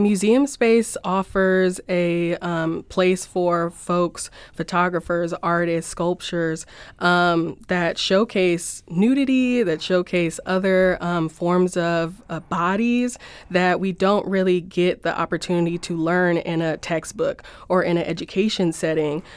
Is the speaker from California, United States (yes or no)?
yes; Los Angeles, California, United States; moved away as an adult; now in St. Louis, United States; I'm from Los Angeles and moved here for the school